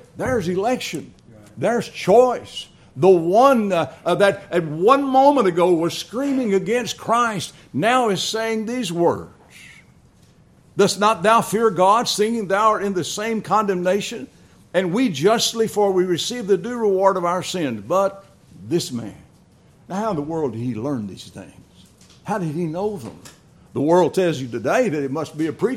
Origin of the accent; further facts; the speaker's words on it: Dallas, Texas, United States; I was raised in Dallas, Texas